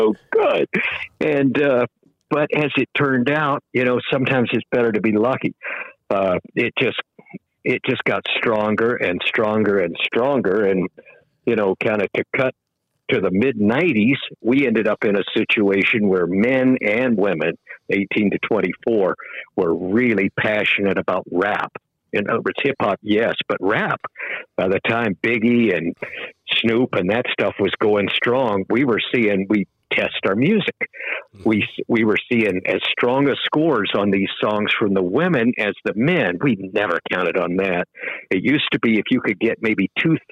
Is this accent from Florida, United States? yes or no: yes; Daytona Beach, Florida, United States; moved away as an adult; also born or lived in Tallahassee, Florida; I grew up very near Daytona Beach